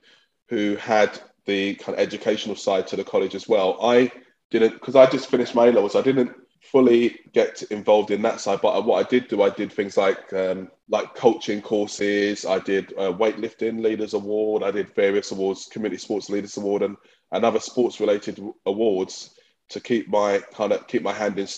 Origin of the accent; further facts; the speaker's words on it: London, United Kingdom; So I was raised by my mother in East London. And growing up, I played, when you were in East London, I grew up in Newham.